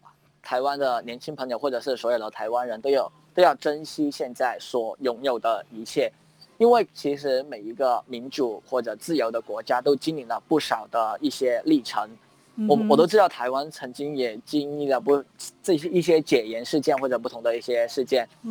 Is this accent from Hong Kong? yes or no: yes; Hong Kong; 有人知道我们是香港人的时候，都会很为我们打气啊，跟和我们说一些勉励的祝福这样子。